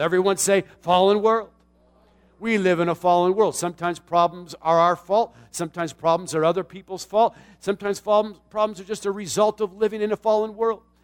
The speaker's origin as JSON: {"language": "English", "town": "Tucson", "region": "Arizona", "country": "United States", "tie": "born or raised there", "said": "the Coca-Cola plant in my hometown in Tucson, Arizona"}